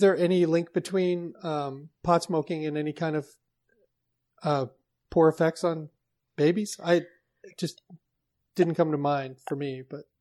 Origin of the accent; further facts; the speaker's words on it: Seattle, Washington, United States; I was born in Seattle